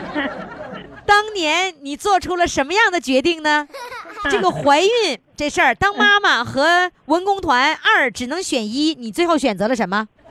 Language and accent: Chinese; Northeast China, China; 我们东北人就是吃那个大锅炖